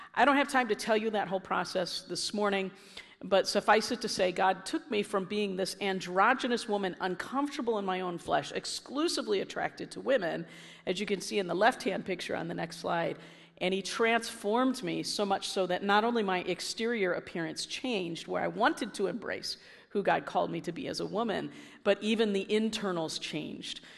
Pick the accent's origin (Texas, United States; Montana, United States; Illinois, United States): Illinois, United States; I was from Illinois.